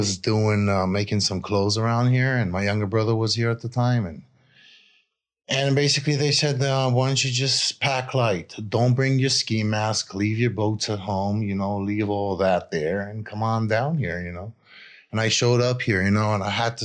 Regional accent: Israel; I grew up in Israel

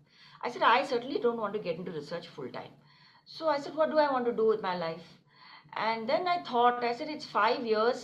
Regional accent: Delhi, India; moved away as an adult; also born or lived in Kanpur / Princeton; Born and brought up in Delhi

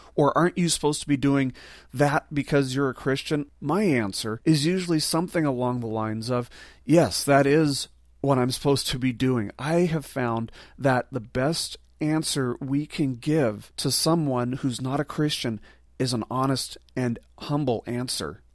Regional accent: Las Vegas, Nevada, United States; I'm from Las Vegas. There's a desert right there.

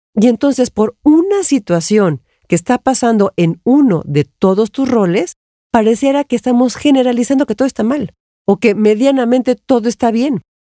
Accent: Mexico; yo soy mexicana

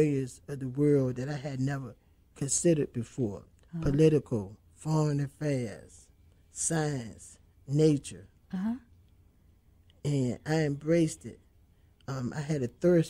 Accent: Alexandria, Virginia, United States; I'm from Alexandria.

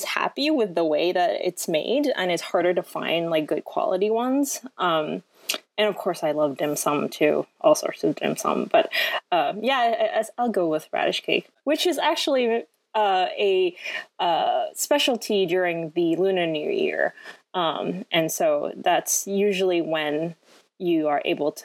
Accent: Hong Kong; moved away as an adult; also born or lived in France / San Francisco; I was actually born in France and I lived there until I was 7, and then I grew up in Hong Kong for the rest of, until I was 18

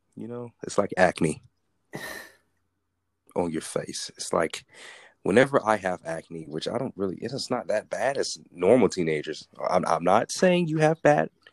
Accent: United States; I'm from America

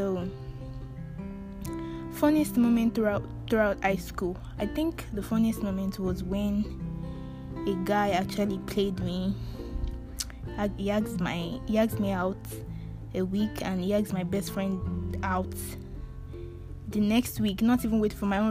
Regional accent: Ibadan, Oyo, Nigeria; now in Houston, United States; I grew up in Ibadan, in Oliole

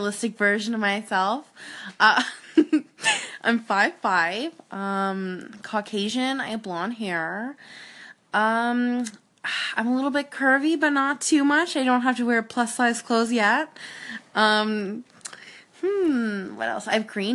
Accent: Halifax, Nova Scotia, Canada; now in Edmonton, Canada; I'm originally from Halifax, Nova Scotia, on the east coast of Canada.

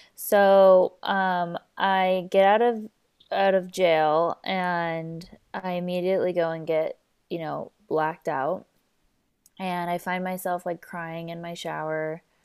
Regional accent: Southern California, United States; born and raised here in Southern California

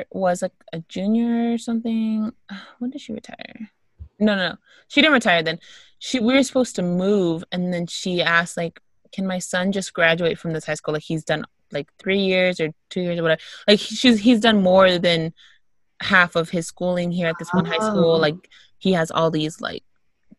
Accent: Texas, United States; I'm from Texas

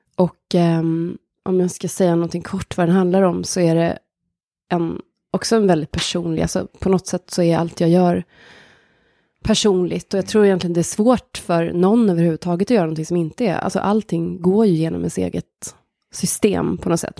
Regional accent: near Hagfors, countryside in Värmland, Sweden; där växte jag upp

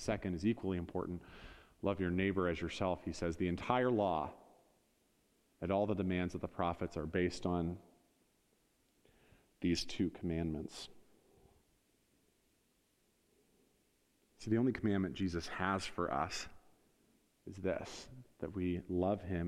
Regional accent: Northeast Ohio, United States; we're from Northeast Ohio

